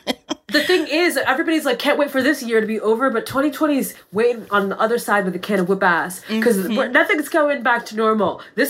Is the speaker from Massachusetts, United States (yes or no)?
yes; Massachusetts, United States; moved away; I'm from Massachusetts.